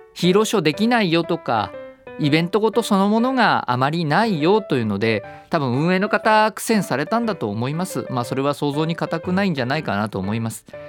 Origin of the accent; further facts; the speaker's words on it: Miyazaki, Japan; moved away; 宮崎県私のふるさと